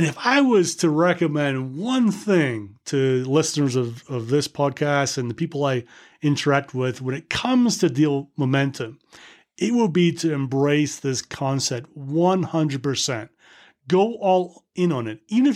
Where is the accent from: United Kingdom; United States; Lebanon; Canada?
United Kingdom; as a Brit